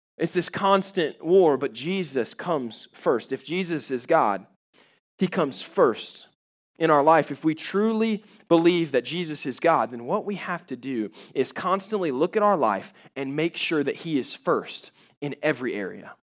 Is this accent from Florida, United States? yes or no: yes; Jacksonville, Florida, United States; I grew up in Jacksonville, Florida